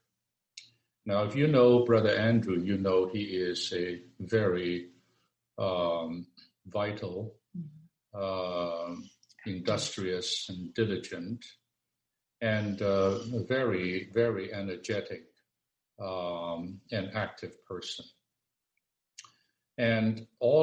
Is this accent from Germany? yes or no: no; Hong Kong; We're both from Hong Kong